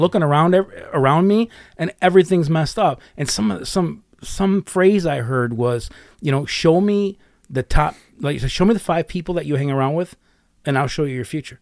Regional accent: United States; I'm from America

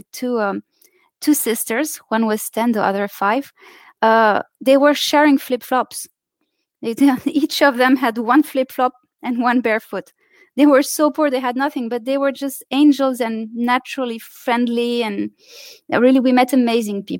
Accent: Saudi Arabia; moved away as an adult; also born or lived in Lebanon / France; I was three. So I grew up in Saudi Arabia, actually. Those are my childhood memories, not so much Lebanon.

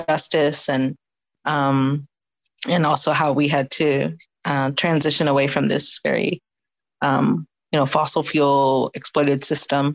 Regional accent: Seattle, Washington, United States; I grew up in Seattle

